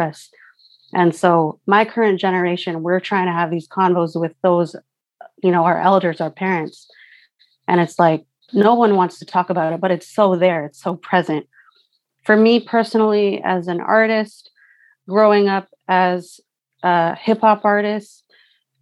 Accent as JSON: {"language": "English", "town": "Surrey", "region": "British Columbia", "country": "Canada", "tie": "born or raised there", "said": "I'm Filipino. I grew up in Surrey. I grew up in Vancouver, unceded Coast Salish territory"}